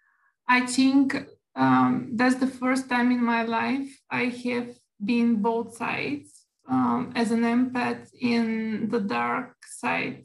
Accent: Bulgaria; I'm from Bulgaria

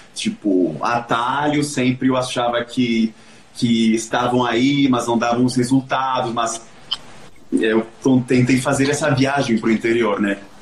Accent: Venezuela; moved away; eu sou venezuelano

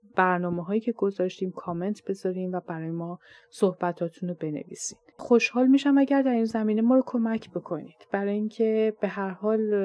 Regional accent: Iran; first language Persian; moved away as an adult; now in Canada; منی که در ایران بزرگ شدم

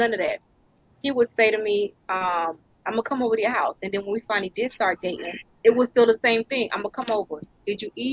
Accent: United States; I'm American

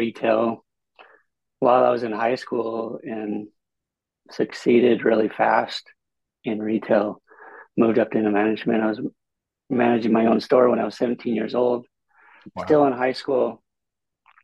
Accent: Bellflower, California, United States; now in San Diego, United States; I grew up in LA County in a little city called Bellflower, near Long Beach, in California

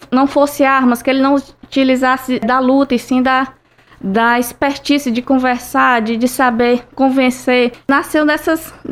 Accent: Tauá, Ceará, Brazil; also born or lived in Tianguá; Eu sou de Tianguá, mas eu vi muito minha infância, foi quase toda no sertão dos Inhamuns, em Tauá, então eu vi muito essa parte da seca

